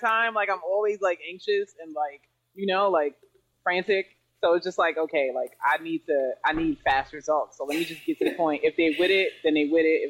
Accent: New York City, New York, United States; I'm from Jamaica, Queens, um, in New York City, near the JFK Airport

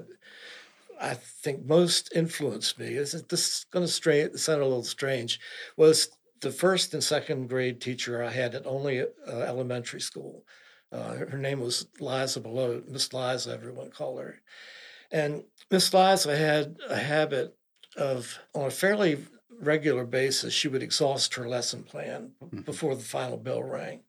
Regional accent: Eastern Shore, Virginia, United States; I grew up on the Eastern Shore, pretty sheltered existence, didn't travel a whole lot

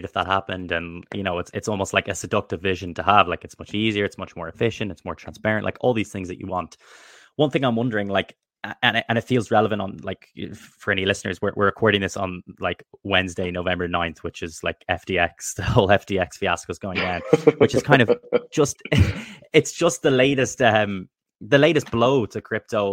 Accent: Ireland; I'm from Ireland

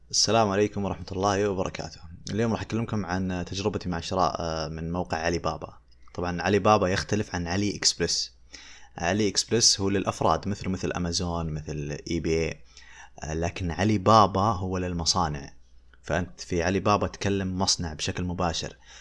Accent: Saudi Arabia; عندنا في السعودية

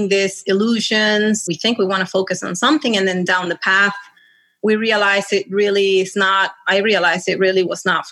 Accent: Caracas, Capital District, Venezuela; moved away as an adult; also born or lived in Connecticut; now in Florida, United States; when I was growing up in Venezuela, I had family here.

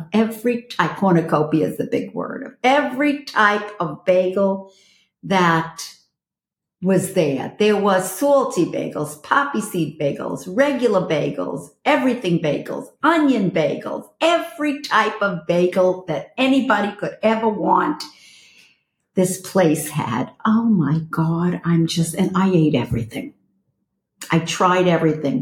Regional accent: New York City, New York, United States; moved away as an adult; now in Los Angeles, United States; this girl is a Brooklyn girl. I'm from Flatbush and Borough Park

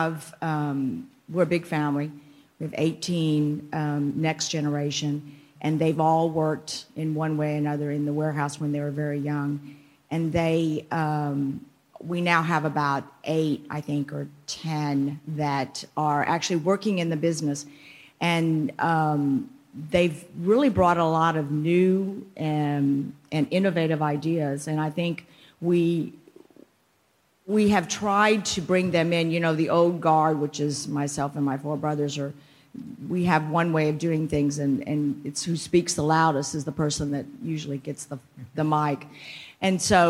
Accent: McAllen, Texas, United States; we grew up in the Valley, went to school here

